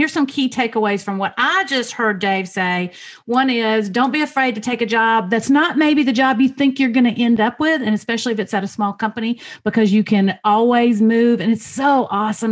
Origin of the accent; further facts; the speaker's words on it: the South, United States; as a Southerner